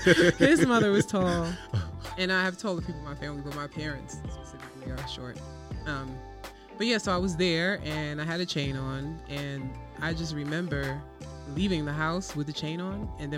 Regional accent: New York City, New York, United States; also born or lived in Houston / Liberia (parents); I was born in New York City.

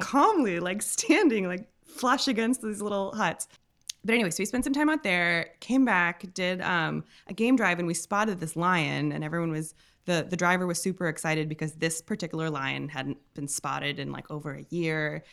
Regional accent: Milwaukee, Wisconsin, United States; also born or lived in Williamsburg, Brooklyn; now in New York, United States; originally from Milwaukee, but I live, like, a ten minute walk away.

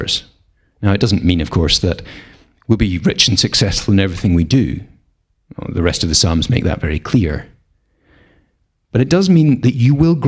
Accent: Scotland, United Kingdom; we're Scottish. We're not short of rain round here

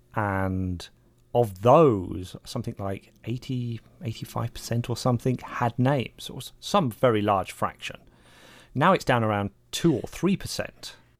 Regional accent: England, United Kingdom; Being English

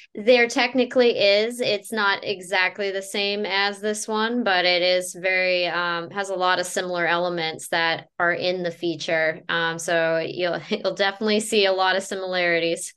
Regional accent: North Carolina, United States; now in Florida, United States; I'm originally from North Carolina

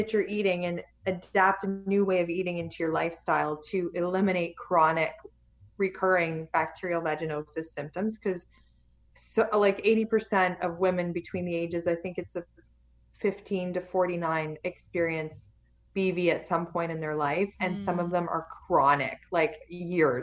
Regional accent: Canada; I'm Canadian

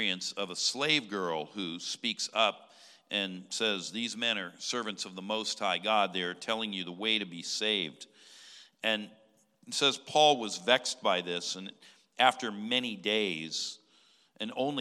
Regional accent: California, United States; my home state of California

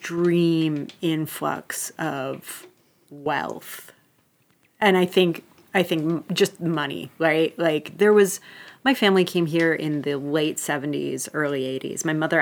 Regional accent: Seattle, Washington, United States; But when I was very, very small, we lived further north. So we were in Ballard and Magnolia.

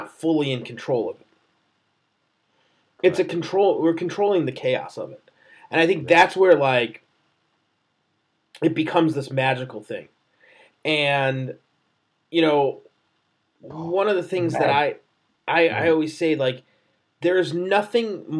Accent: Chicago, Illinois, United States; I'm from Chicago. Like, I'm born and raised here.

